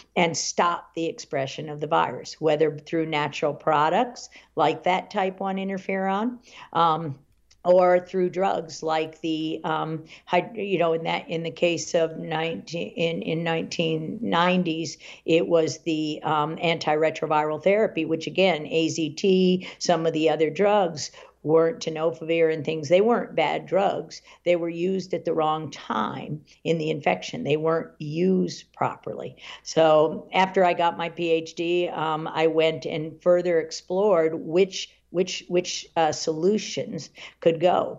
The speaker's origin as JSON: {"language": "English", "town": "Washington", "country": "United States", "tie": "born or raised there", "also_born_or_lived": "Virginia", "said": "I grew up in the Washington area"}